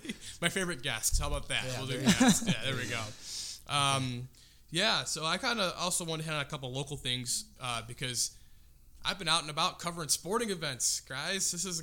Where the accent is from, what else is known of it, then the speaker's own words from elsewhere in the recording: Chicago, Illinois, United States; I cheer for the Bulls because I'm from Chicagoland